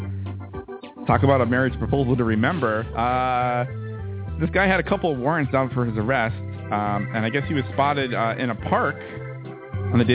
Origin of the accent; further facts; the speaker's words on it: Hatfield, Massachusetts, United States; now in Boston, United States; right here in Massachusetts, right near my hometown, Hatfield.